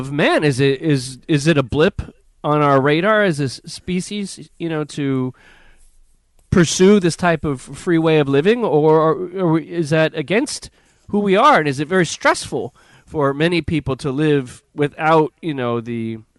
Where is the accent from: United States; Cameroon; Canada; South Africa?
United States; as an American